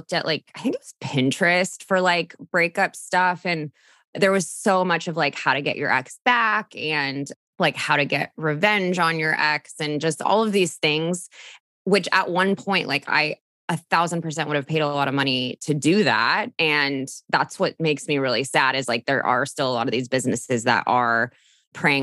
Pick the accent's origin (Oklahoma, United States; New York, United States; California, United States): California, United States; Orange County; I'm from Orange County, California, which is just south of LA, born and raised, still live here